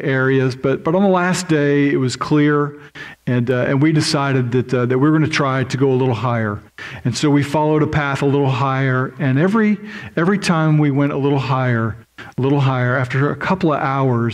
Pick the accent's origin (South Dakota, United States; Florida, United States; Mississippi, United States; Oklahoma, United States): Oklahoma, United States; I'm from Oklahoma, which is just as disgusting visually as Kansas.